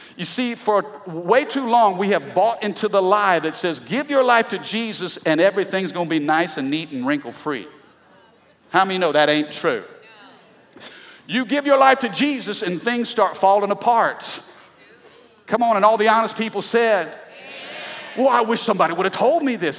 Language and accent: English; Midwest, United States; I'm from the Midwest